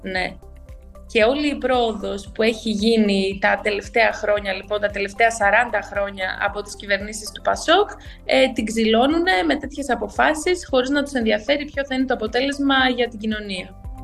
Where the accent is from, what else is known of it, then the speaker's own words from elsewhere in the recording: Alexandreia, Central Macedonia, Greece; also born or lived in Thessaloniki; Γεννήθηκα και μεγάλωσα στην Άουσα και τώρα πάλι πλέον ζω στην Άουσα.